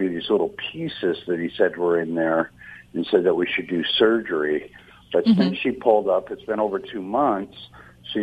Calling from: Orange, California, United States; I'm calling from Orange, California.

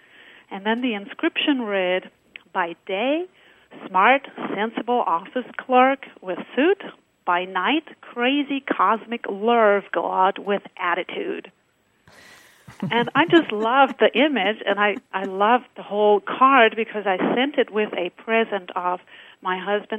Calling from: San Diego, California, United States; first language German; English is a second language; I'm calling from San Diego, California.

